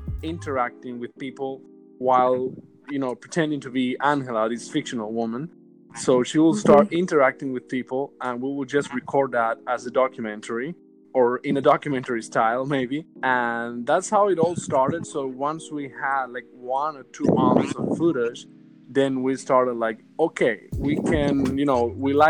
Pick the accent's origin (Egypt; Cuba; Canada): Cuba; moved away as an adult; now in New York, United States; I was born and raised in Cuba until I was 24 years old.